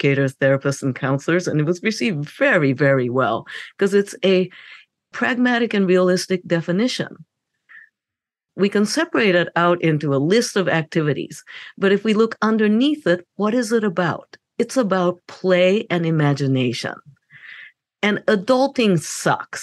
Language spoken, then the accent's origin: English; Japan; moved away; I grew up in Japan